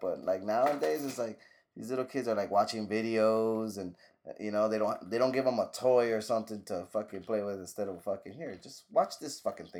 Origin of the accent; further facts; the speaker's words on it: Cuba; I'm Cuban